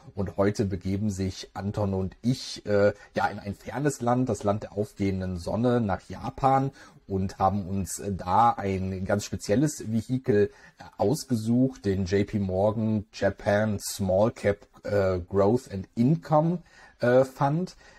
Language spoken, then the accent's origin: German; Germany; bei uns in Deutschland